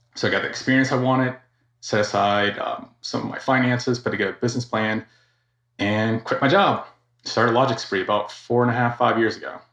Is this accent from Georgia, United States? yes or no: yes; Georgia, United States; also born or lived in Florida / California; Born and raised in Georgia.